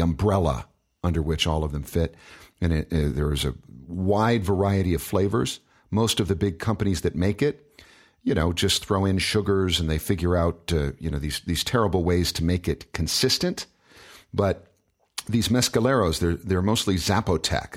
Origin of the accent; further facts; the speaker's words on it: Michigan, United States; moved away; I'm from Michigan originally